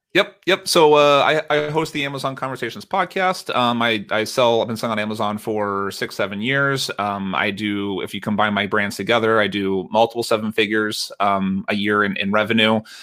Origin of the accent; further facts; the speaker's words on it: United States; accent: American; I'm an American, uh, by my accent